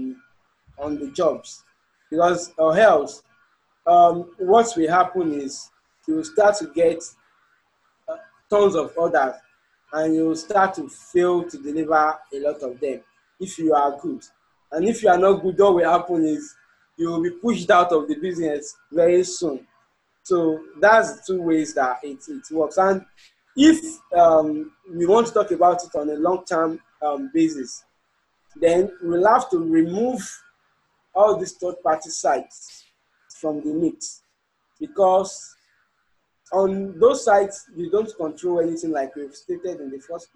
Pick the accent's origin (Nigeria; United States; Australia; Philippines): Nigeria; as a Nigerian